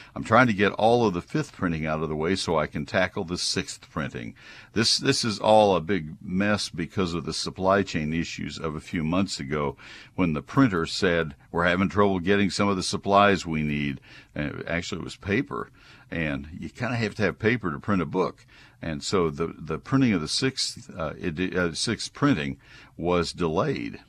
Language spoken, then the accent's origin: English; College Station, Texas, United States; my hometown from my childhood of College Station